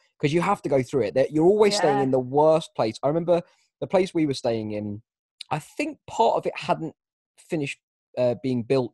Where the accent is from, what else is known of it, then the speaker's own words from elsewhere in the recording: Kent, South East England, United Kingdom; We come from Kent